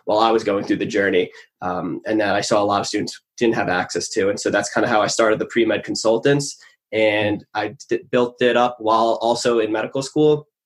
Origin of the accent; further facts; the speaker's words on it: Long Island, New York, United States; So I grew up on Long Island, New York.